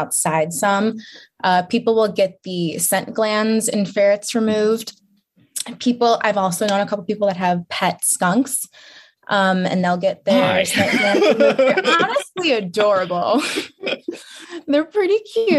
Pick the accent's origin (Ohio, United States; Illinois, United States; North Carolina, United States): Illinois, United States; Chicago; moved away as an adult; now in Lansing, United States; I'm from Chicago